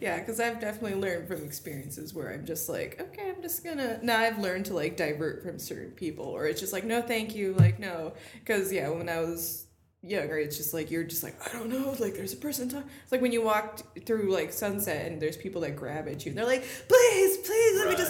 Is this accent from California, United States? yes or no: yes; Rancho, California, United States; I feel like an alien out there sometimes, but it's home